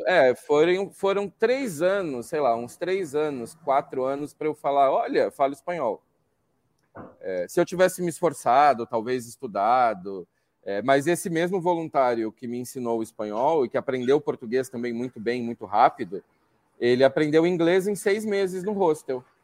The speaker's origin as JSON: {"language": "Portuguese", "region": "São Paulo", "country": "Brazil", "said": "São Paulo mesmo"}